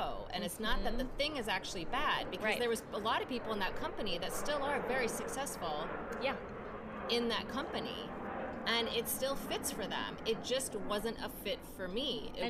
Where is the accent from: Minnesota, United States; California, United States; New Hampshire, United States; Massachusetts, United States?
Minnesota, United States; I came from Minnesota. I moved to a city that I'd never been to.